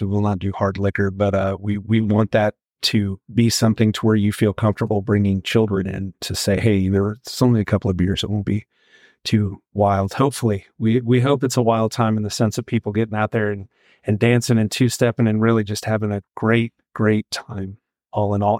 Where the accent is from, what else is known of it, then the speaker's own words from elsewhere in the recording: Mississippi Gulf Coast, United States; also born or lived in Central Texas; now in Tye, Texas, United States; I'm from the Mississippi Gulf Coast, and, and that's a pork-heavy state